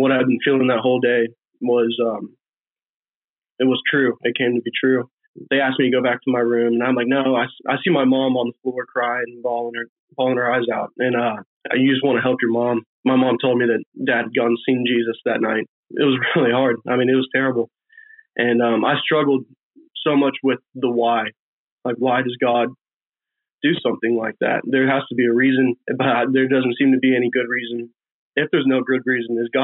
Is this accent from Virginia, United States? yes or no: yes; Virginia Beach, Virginia, United States; we grew up in Virginia Beach